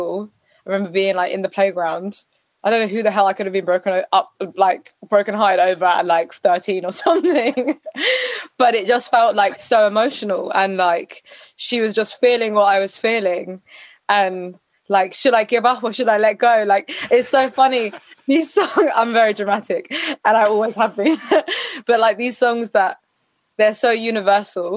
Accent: London, United Kingdom; That's where I was at school and everything

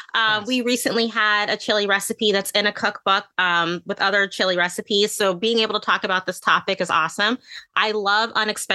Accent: Midwest, United States; now in New York, United States; I live in New York now. I'm originally from the Midwest

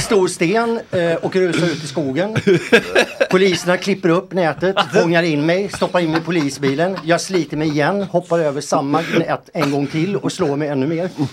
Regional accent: Boden, Norrbotten County, Sweden; hemma i Boden.

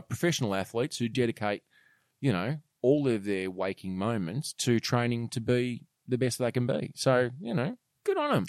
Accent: Australia; I was very proud as an Australian

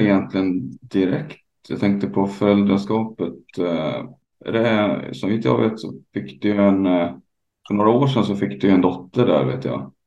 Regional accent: Hälsingland, Gävleborg County, Sweden; moved away; also born or lived in Dalarna; jag är ju uppvuxen själv i Hälsingland och bott i Dalarna ganska mycket.

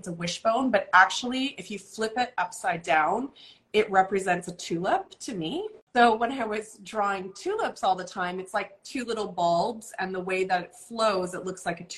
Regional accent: Vancouver, British Columbia, Canada; I grew up in Vancouver. I'm born and raised and stayed, which I think is unusual.

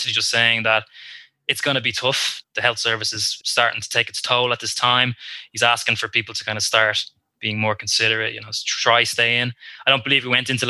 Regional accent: Ireland; I'm from Wicklow

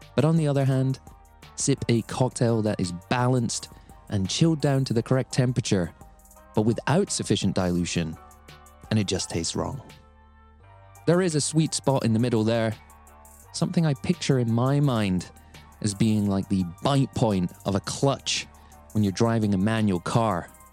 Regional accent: Scotland, United Kingdom; I am a Scotsman

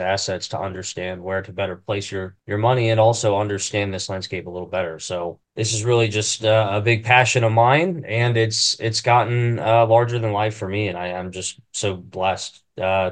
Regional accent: Maineville, Ohio, United States; Come from Mainville, Ohio. I think we got 1,300 people. It's about an hour north of Cincy

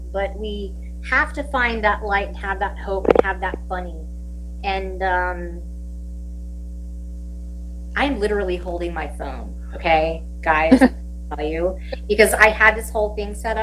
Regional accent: Williamsburg, Virginia, United States; moved away; I was born and raised in Williamsburg, Virginia.

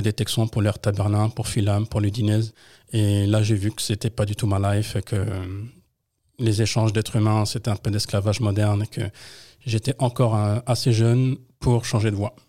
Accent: Trappes, Île-de-France, France; also born or lived in Colombes; né en France à Colombes, mais j'ai fait toute ma vie dans le 78, entre Trappes et Lancourt

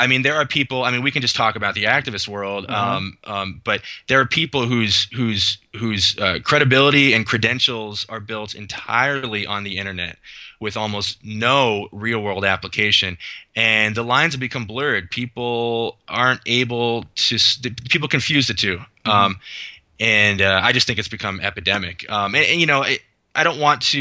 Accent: Los Gatos, California, United States; moved away; also born or lived in Mercer Island, Washington; I grew up in Silicon Valley, Los Gatos, California

